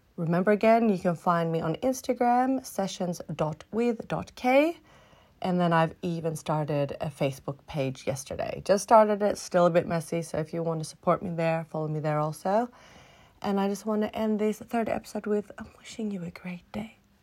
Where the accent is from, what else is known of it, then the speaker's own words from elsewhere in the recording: Australia; first language English; moved away as an adult; also born or lived in Philippines; now in Sweden; I'm half Swedish, I'm half Filipino, and I grew up in Australia